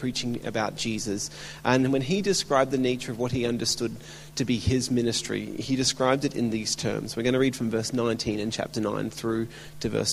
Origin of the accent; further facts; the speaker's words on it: Melbourne, Victoria, Australia; now in Brisbane, Australia; my hometown in Melbourne. So I've been for the last 25 years in exile, living up in Brisbane